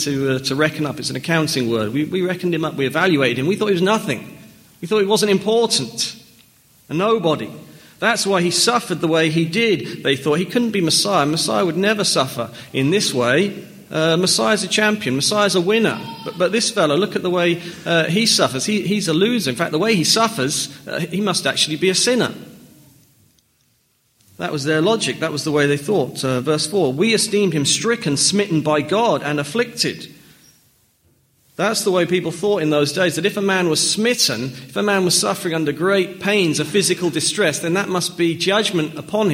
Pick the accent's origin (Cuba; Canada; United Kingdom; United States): United Kingdom; Norfolk near Norwich, East of England; I was born in England. I grew up in Norfolk near Norwich